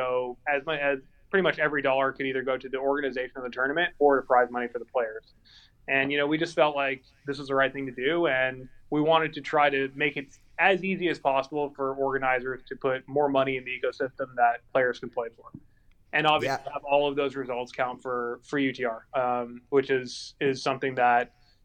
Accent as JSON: {"language": "English", "town": "Calabasas", "region": "California", "country": "United States", "also_born_or_lived": "Encino, California", "said": "I'm from Calabasas, California"}